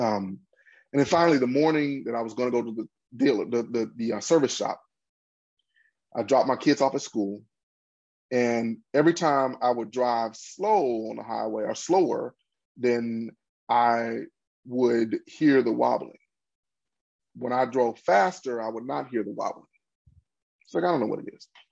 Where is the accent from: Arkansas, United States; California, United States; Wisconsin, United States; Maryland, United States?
Arkansas, United States; Pine Bluff; also born or lived in Boston; my hometown of Pine Bluff